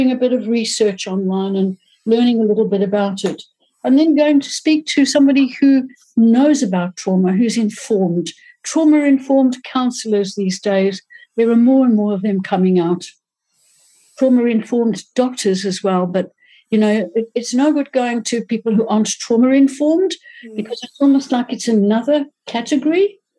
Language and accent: English; Johannesburg, Gauteng, South Africa